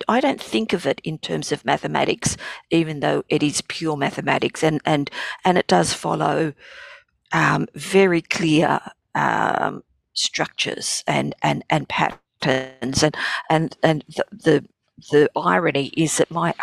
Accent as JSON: {"language": "English", "town": "Sydney", "region": "New South Wales", "country": "Australia", "tie": "born or raised there", "said": "growing up in Marrickville was an education in itself."}